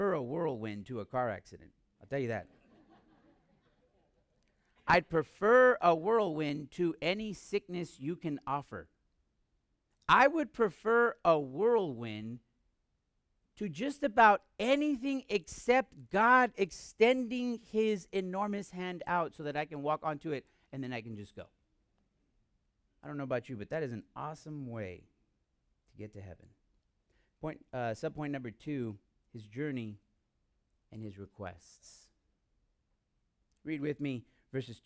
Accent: United States; I'm American

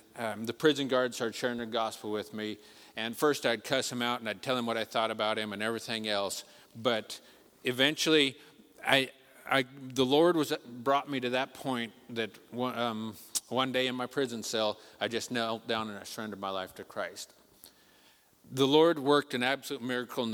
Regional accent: Colorado, United States; moved away as an adult; now in Nepal; we are from Colorado

